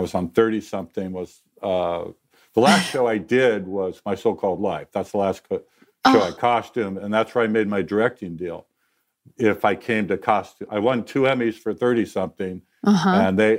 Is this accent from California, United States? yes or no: yes; Los Angeles, California, United States; I'm from California. I'm actually a native. And I grew up in the San Fernando Valley.